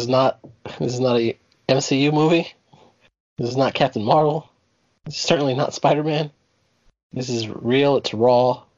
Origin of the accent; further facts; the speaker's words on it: Newark, New Jersey, United States; my hometown of Newark, New Jersey.